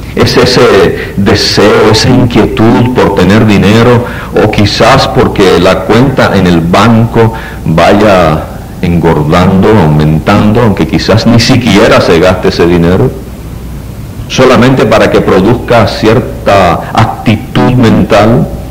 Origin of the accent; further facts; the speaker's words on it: Puerto Rico; vivimos en Puerto Rico